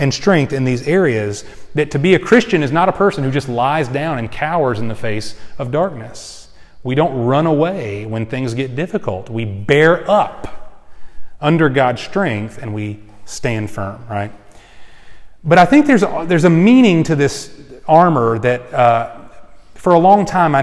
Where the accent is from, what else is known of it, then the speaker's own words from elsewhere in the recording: Houston, Texas, United States; I grew up in the Houston area in Texas.